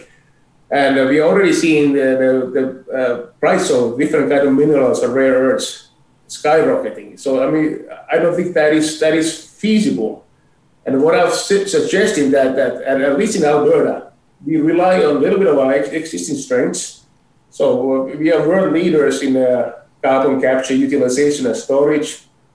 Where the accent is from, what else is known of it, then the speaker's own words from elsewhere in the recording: Finland; also born or lived in Boston / Philadelphia / Europe; now in Calgary, Canada; I'm originally from Finland, but I haven't lived in Finland since 1992